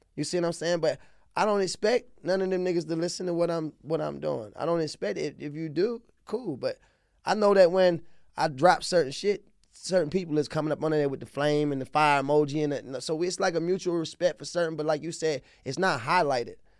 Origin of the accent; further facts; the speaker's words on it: Baltimore, Maryland, United States; accent: southern twang; also born or lived in Dallas, Texas / Anne Arundel County, Maryland; I'm from the city, I'm from South Baltimore